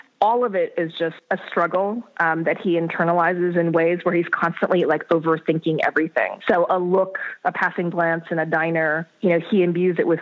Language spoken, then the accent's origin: English; North Dakota, United States; moved away as an adult; I grew up in North Dakota